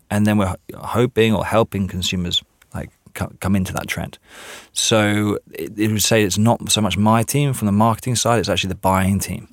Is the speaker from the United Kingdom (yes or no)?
yes; England, United Kingdom; moved away; I am actually English